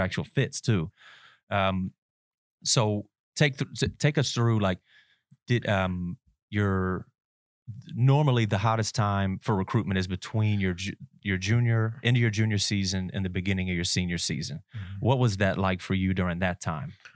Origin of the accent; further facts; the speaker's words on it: Nicholasville, Kentucky, United States; I'm from Nicholasville